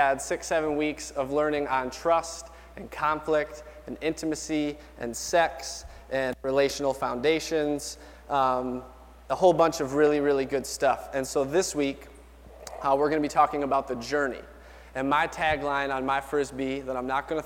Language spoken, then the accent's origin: English; Bemis, United States; We're from Bemis